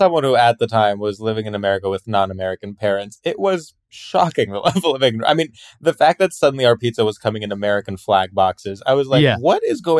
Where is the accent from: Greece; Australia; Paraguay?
Greece; also born or lived in New Jersey, United States; Well, I mostly grew up in Greece. My parents are Greek. But then there was a brief period for like 7 years when we lived in New Jersey, which is why I don't have an accent or anything.